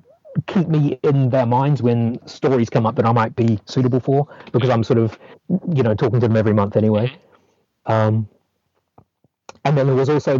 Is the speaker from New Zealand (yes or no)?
yes; New Zealand; moved away as an adult; now in London, United Kingdom; I grew up in New Zealand